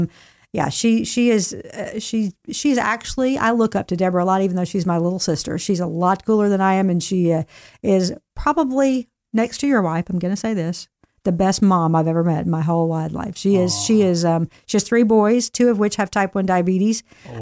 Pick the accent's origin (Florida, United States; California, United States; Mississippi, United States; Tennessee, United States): Tennessee, United States; Nashville; And so, you know, I knew music growing up in Nashville, and the Christian music industry is actually headquartered in Nashville.